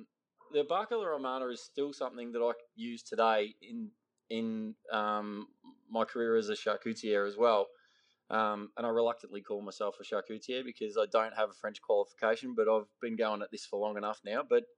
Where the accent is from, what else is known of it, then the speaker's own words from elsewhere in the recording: Ballarat, Victoria, Australia; I grew up in Western Victoria, in Ballarat. I'm one of four boys.